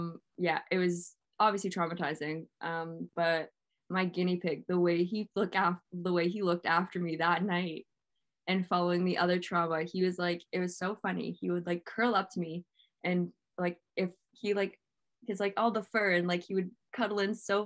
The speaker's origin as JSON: {"language": "English", "town": "Toronto", "region": "Ontario", "country": "Canada", "moved": "yes", "lives_now": "Peterborough, Canada", "said": "I'm from Toronto."}